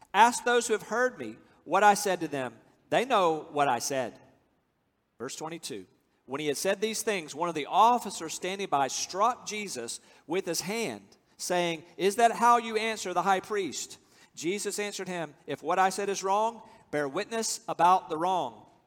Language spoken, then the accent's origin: English; United States; I'm from America.